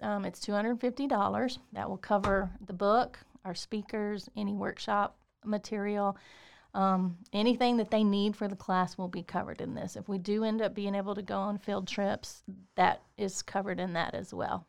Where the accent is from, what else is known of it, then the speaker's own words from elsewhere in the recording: Waco, Texas, United States; moved away as an adult; I'm from Waco